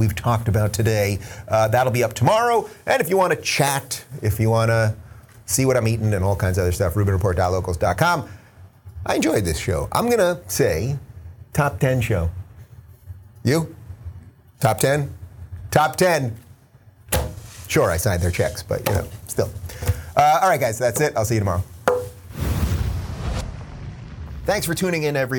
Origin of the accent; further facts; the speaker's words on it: United States; I'm American